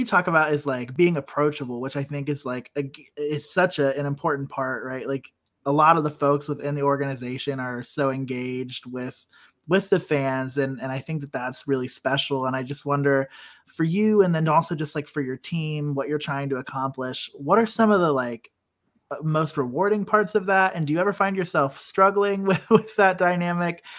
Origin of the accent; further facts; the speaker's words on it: Columbus, Ohio, United States; I grew up born and raised in Columbus